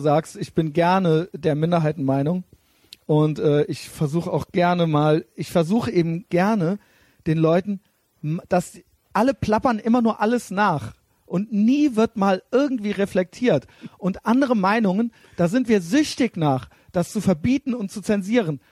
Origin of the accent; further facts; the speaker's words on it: Germany; wir sind eben Deutsche